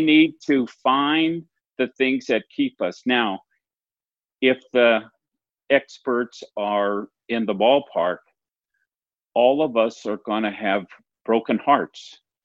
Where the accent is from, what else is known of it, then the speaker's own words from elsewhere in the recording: Minnesota, United States; I'm a Minnesotan, and we are really famous for quoting our Paul Wellstone